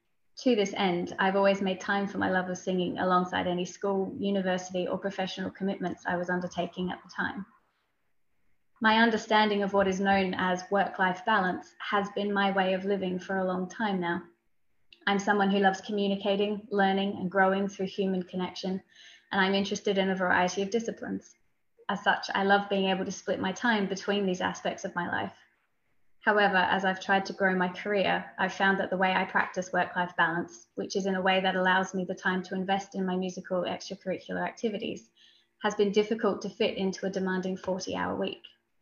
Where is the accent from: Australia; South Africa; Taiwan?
Australia; now in United Kingdom; I moved to the UK from Australia nearly 3 years ago, where I studied my master's degree and started working professionally as a parliamentary researcher.